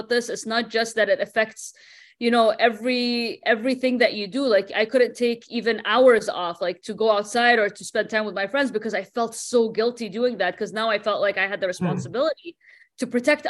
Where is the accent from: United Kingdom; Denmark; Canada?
Denmark; moved away; also born or lived in Bahrain; I didn't grow up in Bahrain, right? I grew up in Denmark.